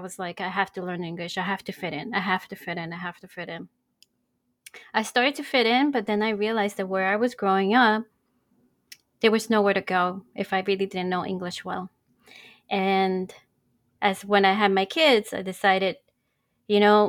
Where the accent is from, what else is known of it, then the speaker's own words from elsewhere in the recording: New York, United States; first language Spanish; English is a second language; I'm a first generation from Puerto Rican parents. I'm called New Yorican